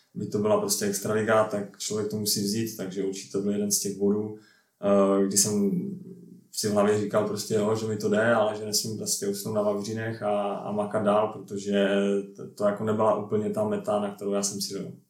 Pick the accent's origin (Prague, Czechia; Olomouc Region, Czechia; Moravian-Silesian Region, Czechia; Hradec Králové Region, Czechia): Moravian-Silesian Region, Czechia; Ostrava; moved away as an adult; also born or lived in Sweden; jsem pocházím tady z Poruby, tak jsem se vlastně k florbalu dostal v Porubě